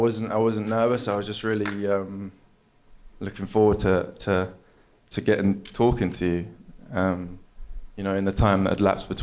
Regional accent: London, United Kingdom; I'm from London

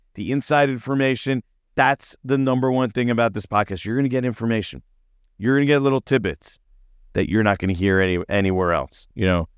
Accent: New Jersey, United States; I grew up in Jersey. I live in Jersey

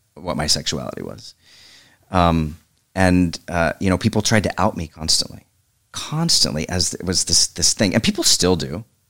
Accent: Oklahoma, United States; moved away as an adult; also born or lived in Evanston, Illinois; I'm from Oklahoma, so I suddenly went from small town to big city

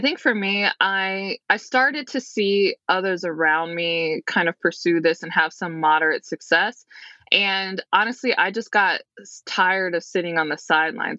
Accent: Detroit, Michigan, United States; I'm from the Detroit metro area

